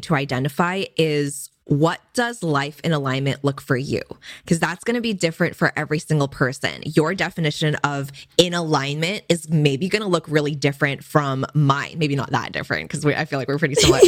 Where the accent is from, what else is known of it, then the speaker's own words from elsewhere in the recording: Bay Area, California, United States; my parents did immigrate from Hong Kong for college and so I was born in the Bay Area in California